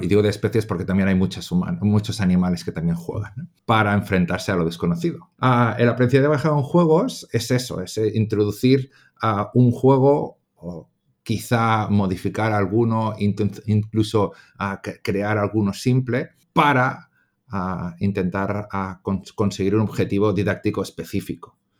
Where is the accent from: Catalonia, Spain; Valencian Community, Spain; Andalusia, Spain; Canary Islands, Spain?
Catalonia, Spain; also born or lived in England; soy un profe catalán, nacido en Inglaterra, de, procedencia polaca, porque mis abuelos son polacos